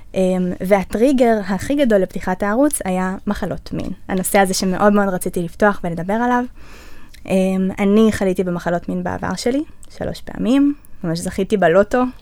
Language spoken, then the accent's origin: Hebrew; the Center, Central District, Israel; אני מהמרכז